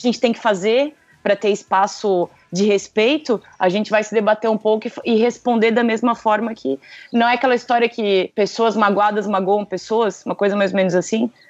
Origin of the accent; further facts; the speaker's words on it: Blumenau, Santa Catarina, Brazil; de Blumenau